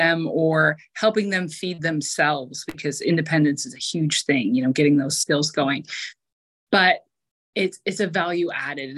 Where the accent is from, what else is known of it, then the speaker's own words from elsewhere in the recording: Eastern Ontario, Canada; I actually had already eyed up working at one of our local hospitals in Eastern Ontario